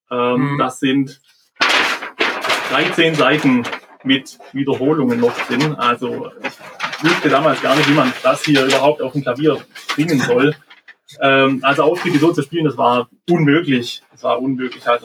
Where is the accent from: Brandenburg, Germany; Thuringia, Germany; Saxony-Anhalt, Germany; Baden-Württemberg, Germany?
Baden-Württemberg, Germany; Tuttlingen; Ich komme aus Tuttlingen. Das ist ja Richtung Schwarzwald, Bodensee.